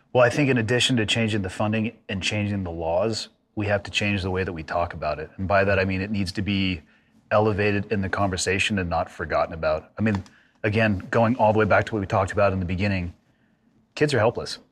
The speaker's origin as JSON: {"language": "English", "region": "California", "country": "United States", "tie": "born or raised there", "said": "growing up in California"}